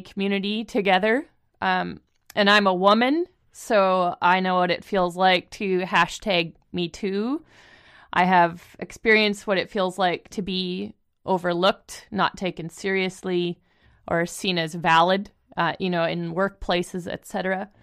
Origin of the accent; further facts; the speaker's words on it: Canada; We're both Canadian